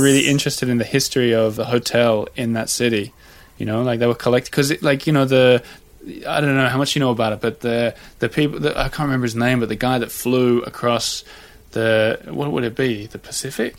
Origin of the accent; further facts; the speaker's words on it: Australia; now in Paris, France; as an Australian with a Swedish wife living in Paris